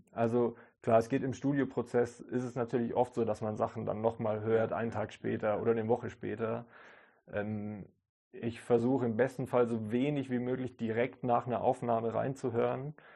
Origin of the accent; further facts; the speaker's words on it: Kaufbeuren, Bavaria, Germany; da, wo ich aufgewachsen bin, in Kaufbeuren